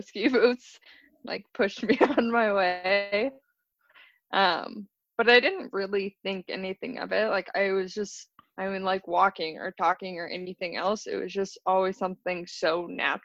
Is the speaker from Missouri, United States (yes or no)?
no; Wyoming, United States; also born or lived in Colorado / Salt Lake City; In Wyoming, I lived at the base of the Tetons